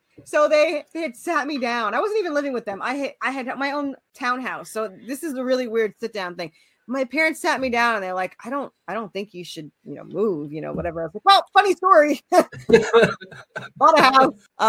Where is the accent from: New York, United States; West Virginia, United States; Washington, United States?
New York, United States; you know, being in the South, but because I came from New York.